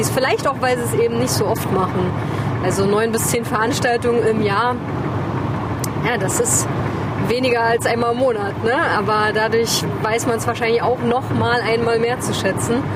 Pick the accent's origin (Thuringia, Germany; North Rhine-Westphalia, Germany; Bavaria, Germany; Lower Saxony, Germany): Thuringia, Germany; near Bad Klosterlausnitz; wir sind ja beide hier aufgewachsen in der Nähe. Bei mir ist es zum Beispiel die regionale Verbundenheit einfach. Ich wollte hier nie weg. Ich habe hier in der Nähe, also ich habe in Gera studiert. Ich habe hier Arbeit gefunden.